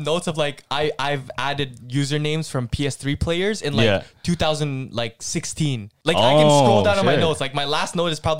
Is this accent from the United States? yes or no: no; Philippines; We're like Filipino